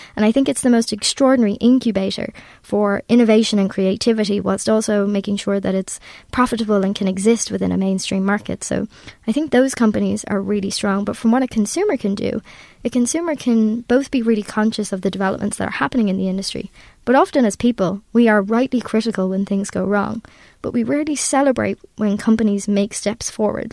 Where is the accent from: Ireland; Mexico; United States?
Ireland; I'm Irish